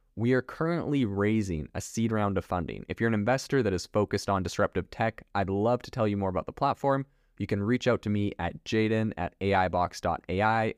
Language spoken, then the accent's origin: English; Canada; also born or lived in Europe; now in United States; I was raised in Canada